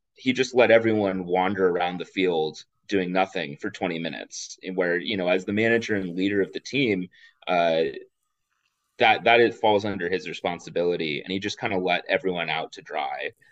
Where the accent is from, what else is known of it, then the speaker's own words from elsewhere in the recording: Houston, Texas, United States; moved away as an adult; now in New Jersey, United States; I'm actually from Houston originally